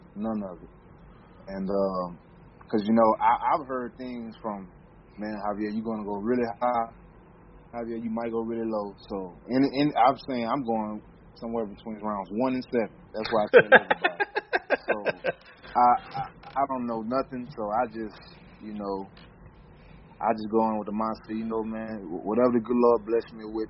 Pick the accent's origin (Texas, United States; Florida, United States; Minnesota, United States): Texas, United States; Houston; growing up in Houston